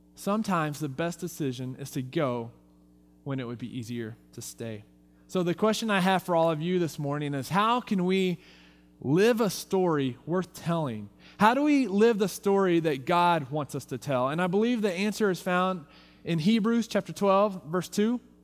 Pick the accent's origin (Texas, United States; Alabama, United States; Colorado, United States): Texas, United States; now in Visalia, United States; I'm from Texas